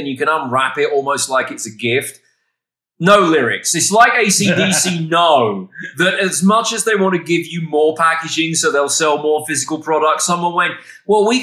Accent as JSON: {"language": "English", "region": "England", "country": "United Kingdom", "said": "I'm from England."}